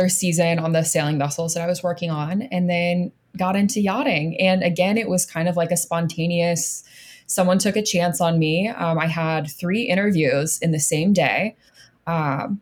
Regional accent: Florida, United States; moved away as an adult; I grew up in Florida

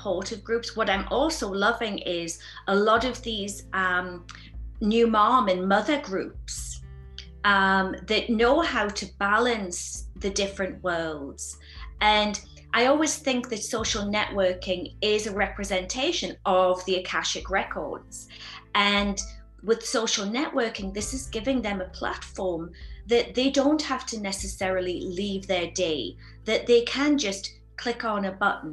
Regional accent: the north of England, United Kingdom; now in Sedona, United States; growing up in England, my family was from a working class family. We lived in a small house in Northern England

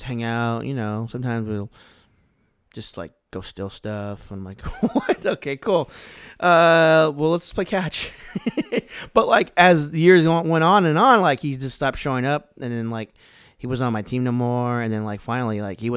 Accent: United States; I'm American

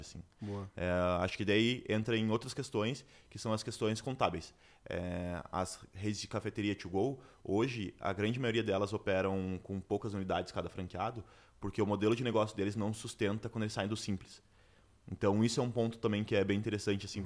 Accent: Curitiba, Paraná, Brazil; sou de Curitiba

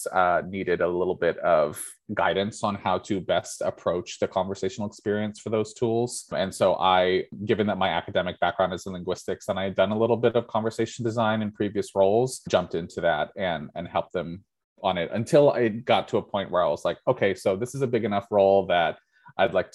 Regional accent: United States; first language English; I grew up in the United States of America

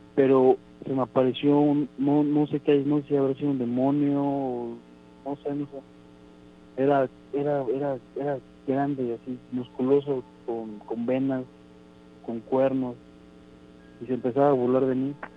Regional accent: Orizaba, Veracruz, Mexico; yo soy de Orizaba, Veracruz.

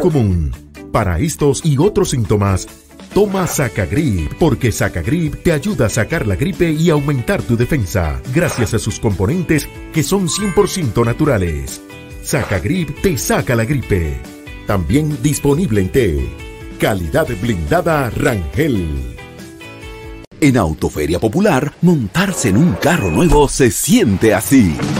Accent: Dominican Republic

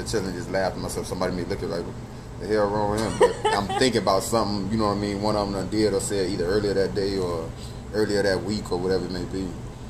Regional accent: Miami, Florida, United States; now in Atlanta, United States; born and raised in Miami, now residing in Atlanta, Georgia.

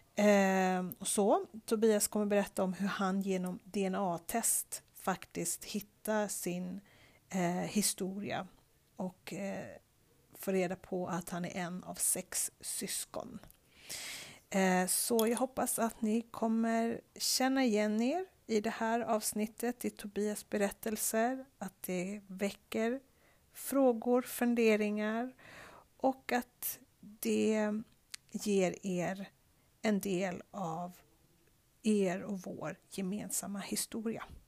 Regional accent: Stockholm, Stockholm County, Sweden; moved away; also born or lived in Chile; när jag växte upp i Stockholm

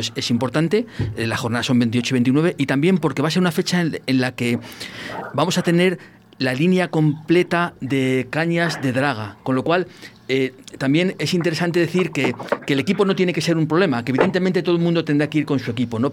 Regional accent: El Barco de Ávila, Castile and León, Spain; en mi pueblo

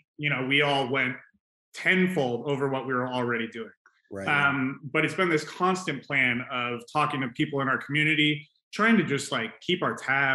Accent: Phoenix, Arizona, United States; my hometown, making sure it's a cool place to go

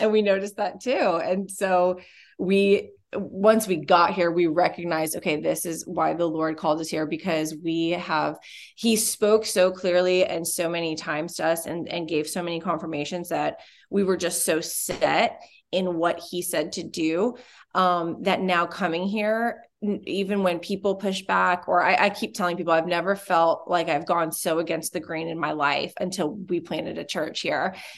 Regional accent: Orlando, Florida, United States; moved away as an adult; also born or lived in Australia; now in Dallas, United States; we are originally from Florida. We were in Orlando, Florida for a long time

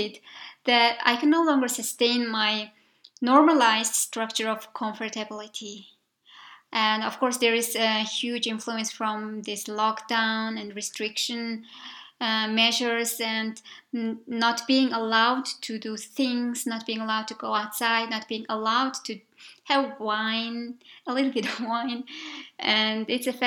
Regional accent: Mongolia; also born or lived in Budapest, Hungary; I was from Mongolia

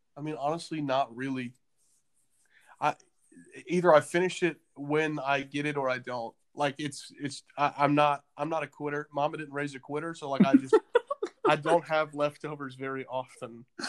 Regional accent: the South, United States; now in Nashville, United States; you and I grew up in the South

